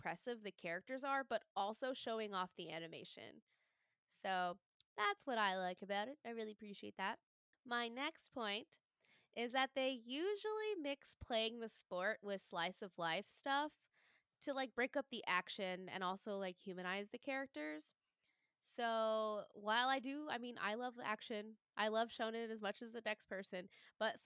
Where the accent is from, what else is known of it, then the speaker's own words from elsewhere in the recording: Texas, United States; I'm from Texas